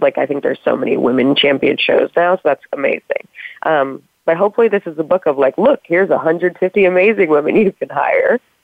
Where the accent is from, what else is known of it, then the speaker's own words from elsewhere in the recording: Chicago, Illinois, United States; moved away; also born or lived in Princeton; I grew up near Second City in Chicago